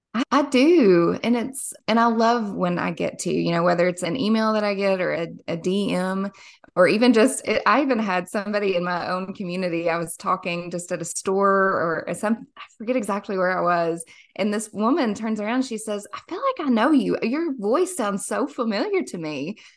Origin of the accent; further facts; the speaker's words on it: Somerset, Kentucky, United States; I am born and raised in a small little lake town in Somerset, Kentucky.